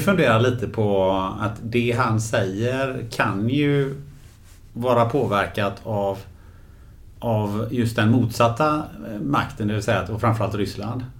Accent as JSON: {"language": "Swedish", "town": "Gothenburg", "region": "Västra Götaland", "country": "Sweden", "said": "den stan där jag kommer från, från Göteborg"}